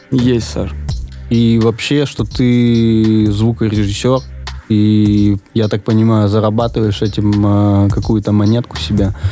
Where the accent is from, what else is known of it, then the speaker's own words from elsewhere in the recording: Veliky Novgorod, Novgorod Oblast, Russia; я из Великого Новгорода, и там примерно столько же людей.